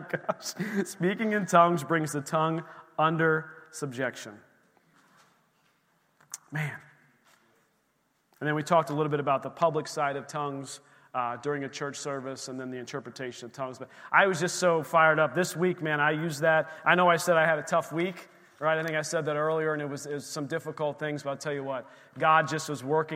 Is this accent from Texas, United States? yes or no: no; Erie, Pennsylvania, United States; where we grew up in Erie